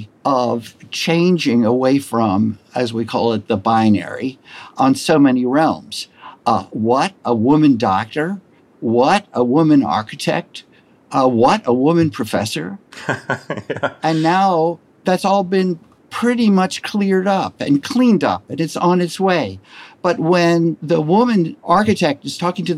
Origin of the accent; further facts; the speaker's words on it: Maryland, United States; I grew up in Maryland, which is a quasi-Southern space